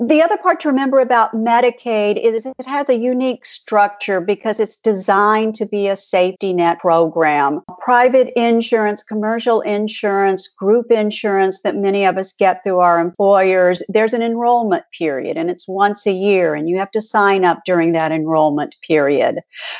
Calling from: Missouri, United States; I think I'll start off on that one since I'm speaking from Missouri, a state that hasn't expanded.

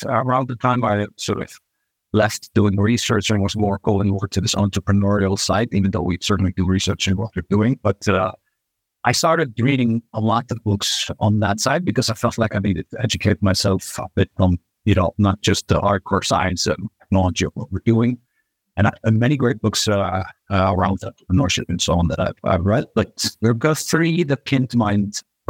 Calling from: Reykjavik, Capital Region, Iceland; I'm coming from Reykjavik, Iceland, out of all the places on Earth.

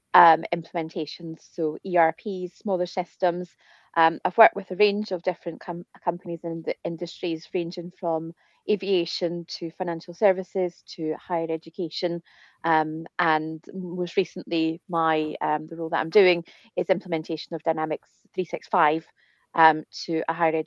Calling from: Scotland, United Kingdom; So this afternoon, I'm joining you from Scotland, where it is very cold.

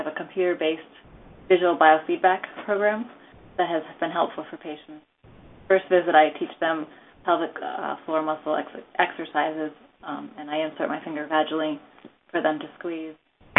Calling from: New Hampshire, United States; I'm from New Hampshire.

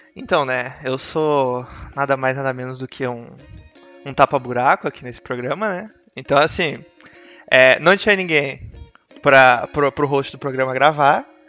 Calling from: Santa Catarina, Brazil; Eu falo daqui de Santa Catarina

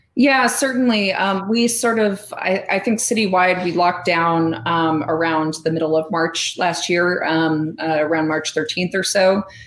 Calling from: Chicago, Illinois, United States; I'm calling in from Chicago, Illinois, which is where I'm based.

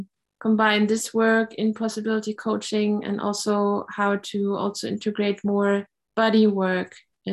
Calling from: Germany; I'm calling in from the Harz Mountains in Germany.

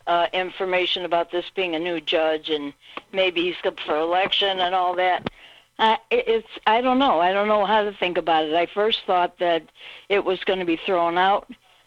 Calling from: Illinois, United States; … from Illinois.

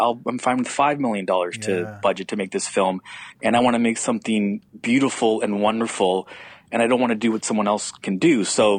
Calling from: Canada; I'm calling up from Canada just to give context to your listeners.

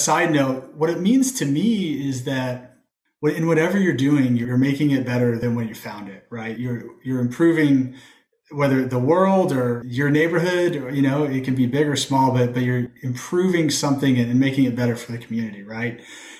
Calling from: Indianapolis, Indiana, United States; I'm calling in from Indianapolis, so right here in the heart of the Midwest.

